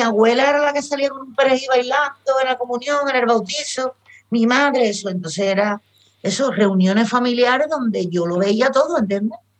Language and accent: Spanish; Cádiz, Andalusia, Spain; also born or lived in London; yo soy gaditana, yo soy de Cádiz